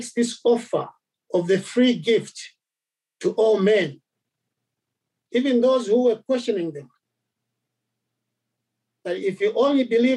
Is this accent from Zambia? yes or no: yes; Zambia; I come from Zambia, and we are different, you know, there are different tribes there